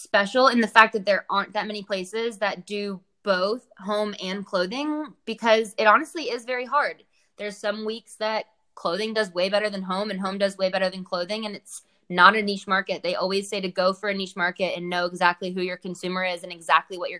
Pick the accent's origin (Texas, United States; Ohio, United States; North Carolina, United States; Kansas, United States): North Carolina, United States; Charlotte; also born or lived in Connecticut; I grew up here